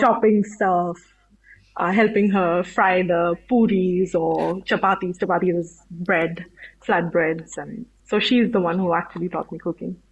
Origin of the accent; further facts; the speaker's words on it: Mumbai, Maharashtra, India; moved away as an adult; now in Bristol, United Kingdom; I'm from India, from Mumbai, and I came to the UK around 12 years ago to do my degree in aerospace engineering.